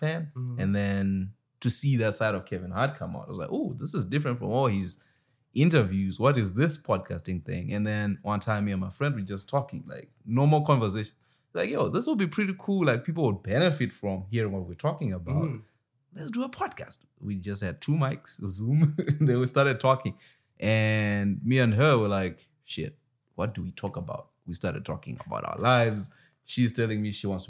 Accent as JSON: {"language": "English", "country": "Zimbabwe", "moved": "yes", "said": "I'm from Zimbabwe."}